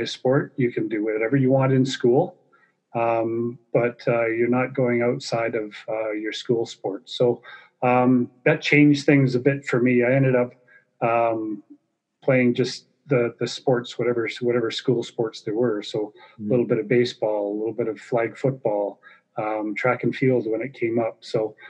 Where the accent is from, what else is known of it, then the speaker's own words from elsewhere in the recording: Grimsby, Ontario, Canada; moved away as an adult; also born or lived in St. Catharines / Niagara Falls / Guelph / Hamilton; now in Calgary, Canada; I grew up in the Niagara Peninsula. So I was born in St. Catharines, moved to Niagara Falls, up to Guelph, back down to Grimsby, and went to high school in Grimsby, Ontario